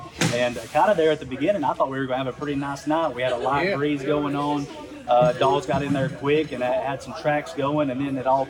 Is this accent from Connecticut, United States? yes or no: no; Tennessee, United States; Mr. Lance Belcher from Madisonville, Tennessee, down in my home country.